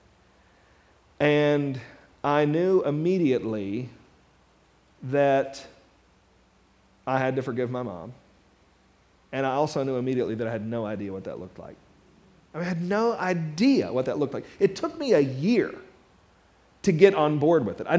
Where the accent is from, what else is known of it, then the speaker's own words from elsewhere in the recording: Mount Sterling, Kentucky, United States; also born or lived in Louisville, Kentucky; I grew up in Mount Sterling, Kentucky